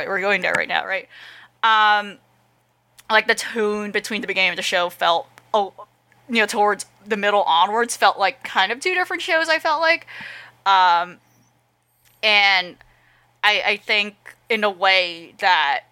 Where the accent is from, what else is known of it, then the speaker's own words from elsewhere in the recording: United States; me as an American